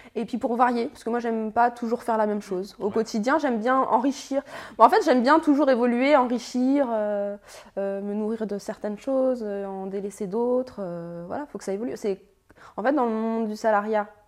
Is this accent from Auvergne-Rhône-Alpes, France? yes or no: yes; Annecy, Auvergne-Rhône-Alpes, France; 33 ans, je viens d'Annecy.